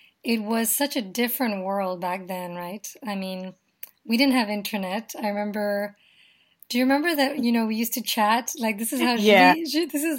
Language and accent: English; Nepal; I'm from Nepal